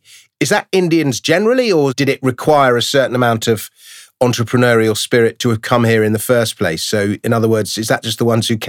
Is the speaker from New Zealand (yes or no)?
no; London, United Kingdom; I'm basically a Londoner and I've never left